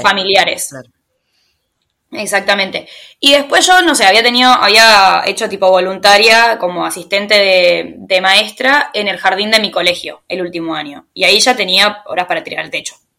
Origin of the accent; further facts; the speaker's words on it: Tigre, Buenos Aires Province, Argentina; moved away as an adult; soy argentina, soy de Tigre, de Buenos Aires